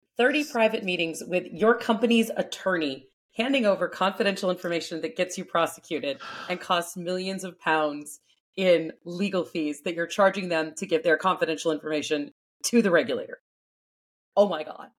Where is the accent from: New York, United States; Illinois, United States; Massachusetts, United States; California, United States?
California, United States; my home state of California